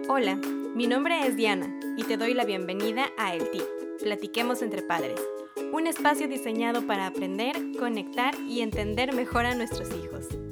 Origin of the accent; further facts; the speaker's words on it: Mexico; nosotros como mexicanos